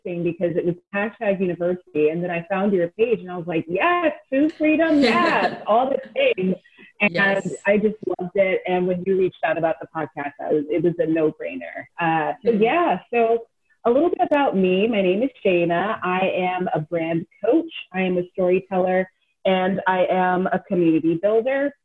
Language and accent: English; Jersey City, New Jersey, United States; also born or lived in New York; I was born and raised in New Jersey, Jersey City, but I claim New York. I am a New Yorker.